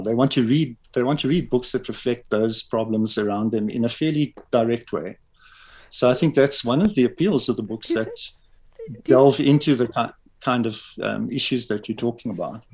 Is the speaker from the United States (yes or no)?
no; Pretoria, Gauteng, South Africa; also born or lived in Springs, East Rand; actually b- born and raised in Pretoria.